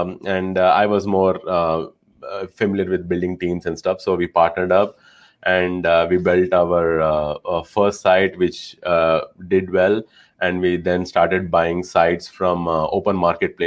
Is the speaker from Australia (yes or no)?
no; India; moved away as an adult; now in United States; I was originally from India. I moved to the US back in 2009 for master's in industrial engineering